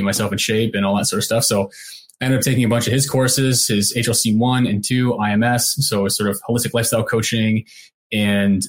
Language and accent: English; Canada; I went back home to Canada